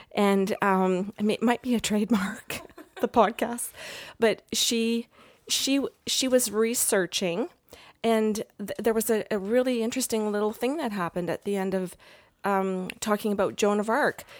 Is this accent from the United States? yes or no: no; England, United Kingdom; I'm, I'm English